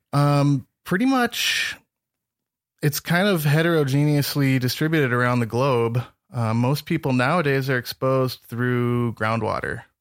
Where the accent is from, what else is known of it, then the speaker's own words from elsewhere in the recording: Northern Michigan, United States; moved away as an adult; now in Montana, United States; I grew up in Northern Michigan